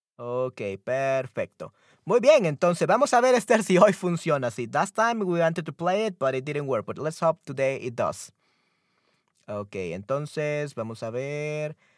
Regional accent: El Salvador; yo soy de América, especial, específicamente de Centroamérica, en El Salvador.

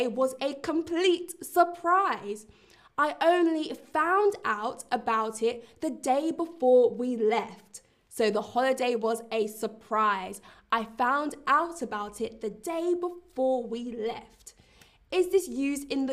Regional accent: London, United Kingdom; I'm also from London, but I'm currently in Berlin.

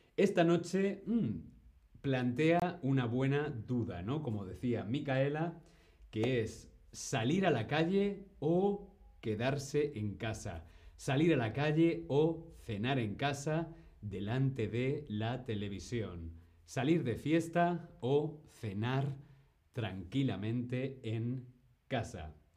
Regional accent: Madrid, Community of Madrid, Spain; now in Berlin, Germany; yo soy de Madrid, de España, pero yo vivo aquí en Berlín

